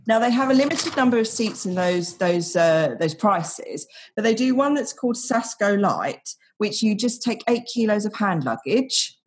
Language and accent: English; United Kingdom; now in Denmark; I'm British